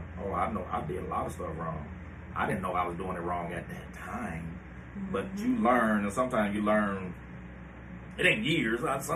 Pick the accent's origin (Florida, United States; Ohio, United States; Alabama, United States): Ohio, United States; Cleveland